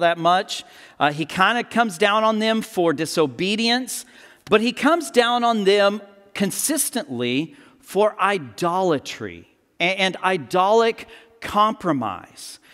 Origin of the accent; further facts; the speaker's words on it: United States; as modern Americans